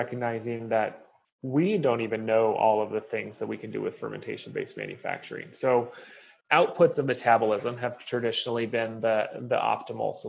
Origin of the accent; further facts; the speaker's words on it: Oregon, United States; moved away; I'm from Oregon originally, and so beer is part of our genetic code